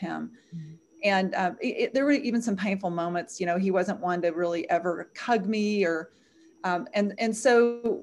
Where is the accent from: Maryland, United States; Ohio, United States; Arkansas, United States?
Arkansas, United States; I was raised in Arkansas, where I'm living right now, in a Southern Christian home